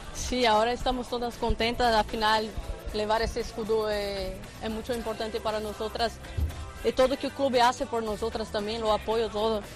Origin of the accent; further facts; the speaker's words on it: Brazil; Spanish is a second language; now in Barcelona, Spain; vengo de Brasil, lejos de mi familia